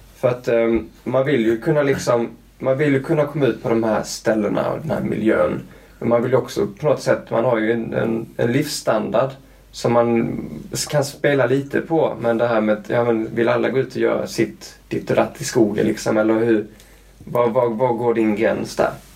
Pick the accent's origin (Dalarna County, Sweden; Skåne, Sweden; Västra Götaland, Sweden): Skåne, Sweden; moved away; also born or lived in Luleå / Canada; jag är uppvuxen i Skåne med det platta stället.